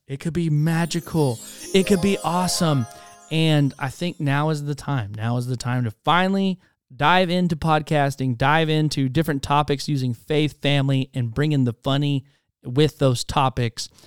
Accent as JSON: {"language": "English", "town": "Spokane", "region": "Washington", "country": "United States", "tie": "born or raised there", "also_born_or_lived": "Charleston, South Carolina", "moved": "yes", "lives_now": "Waxahachie, United States", "said": "Born in Charleston, South Carolina, was raised in Spokane, Washington, moved here to Texas, Waxahachie, Texas, and that's where I've been now since two thousand nine"}